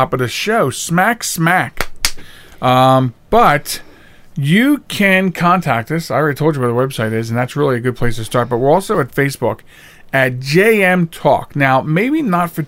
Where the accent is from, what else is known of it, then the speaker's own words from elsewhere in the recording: Delaware County, Pennsylvania, United States; accent: Philly / Delco; I usually dictate better when I'm on the program so I don't sound like I'm from Delco, PA